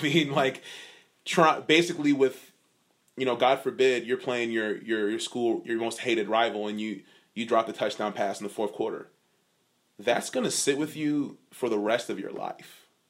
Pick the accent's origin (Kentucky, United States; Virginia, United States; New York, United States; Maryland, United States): Virginia, United States; Virginia Beach; I'm from Virginia Beach